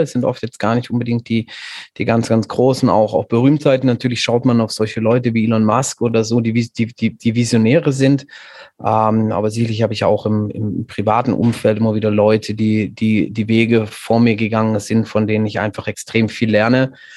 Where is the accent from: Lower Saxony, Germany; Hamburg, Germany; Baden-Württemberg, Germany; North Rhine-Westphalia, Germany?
Baden-Württemberg, Germany; Stuttgart; now in Viernheim, Germany; ich bin in Stuttgart geboren und aufgewachsen